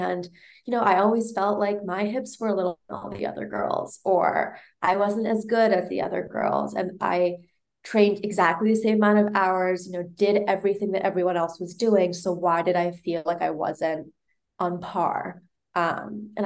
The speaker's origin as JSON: {"language": "English", "town": "New York City", "region": "New York", "country": "United States", "tie": "born or raised there", "said": "I was born in Manhattan, raised in New York"}